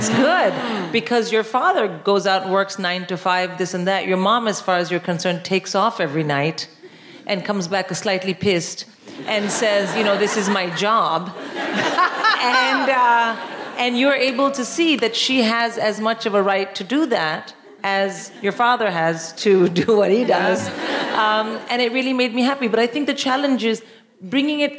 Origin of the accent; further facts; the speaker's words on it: India; now in United Kingdom; I'm born and raised in India